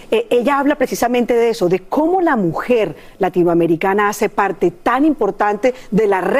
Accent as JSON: {"language": "Spanish", "country": "Colombia", "moved": "yes", "said": "yo, yo vengo de Colombia, como ustedes lo saben"}